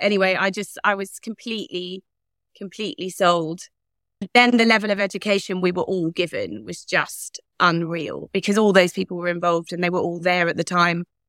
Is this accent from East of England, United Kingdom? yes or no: yes; Leigh-on-Sea, Essex, East of England, United Kingdom; moved away as an adult; also born or lived in South Carolina, United States; I was born in Leon C in Essex